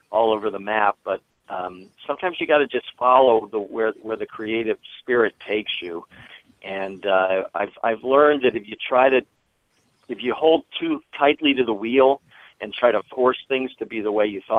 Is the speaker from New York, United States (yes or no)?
no; Washington, District of Columbia, United States; I grew, I grew up in Washington D.C.